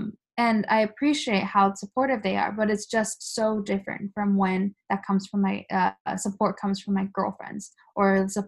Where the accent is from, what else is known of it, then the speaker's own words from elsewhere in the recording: Japan; first language Japanese; I usually say it's my mother tongue. Your Japanese is so good. but then they also think it's a joke. And I'm like, well, I'm just saying literally what you said to me. I'm a Japanese person too.